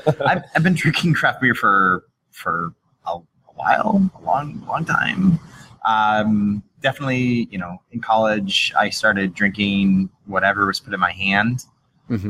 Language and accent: English; Massachusetts, United States; I grew up in Massachusetts